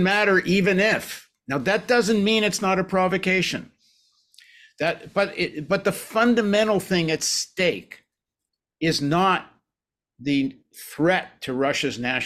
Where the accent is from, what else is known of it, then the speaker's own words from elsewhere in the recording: Canada; I think I'm in Canada. I'm a dual citizen, but as a Canadian